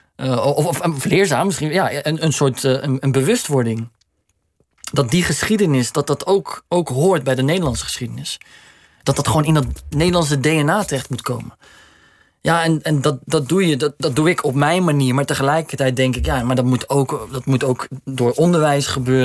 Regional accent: Netherlands; we zijn gewoon Nederlanders

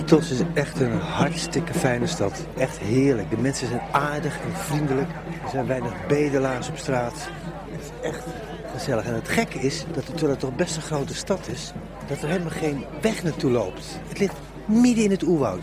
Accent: Netherlands; ik ben een Hollandse jongen

